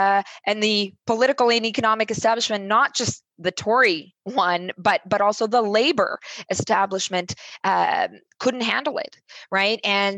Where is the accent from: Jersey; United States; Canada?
Canada; And as a Canadian council member myself, I proposed to help them out and build here in our own country.